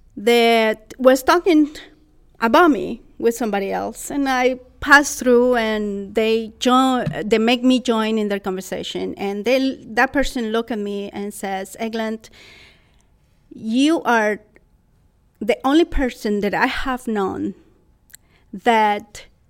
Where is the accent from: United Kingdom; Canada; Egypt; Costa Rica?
Costa Rica; English is a second language; moved away as an adult; also born or lived in San Luis Obispo, California; now in United States; I was born in Costa Rica, and in 1994, April 28, 1994, at 5:37 p.m., I arrived to San Luis Obispo, California. So, an expat from Costa Rica, learning another language